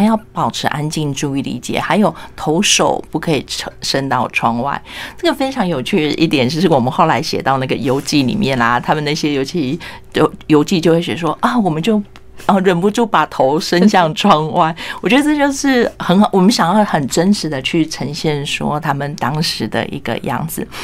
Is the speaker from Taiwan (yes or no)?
yes; Penghu County, Taiwan; 那我自己是澎湖人